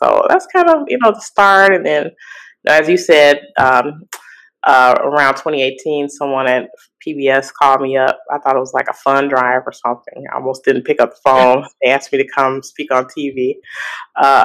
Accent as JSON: {"language": "English", "town": "Gary", "region": "Indiana", "country": "United States", "tie": "born or raised there", "moved": "as an adult", "lives_now": "Chicago, United States", "said": "I was born in Chicago. I grew up actually in Gary, Indiana."}